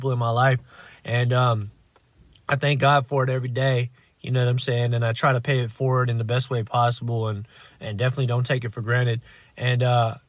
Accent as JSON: {"language": "English", "country": "United States", "tie": "born or raised there", "said": "I was born here in the States"}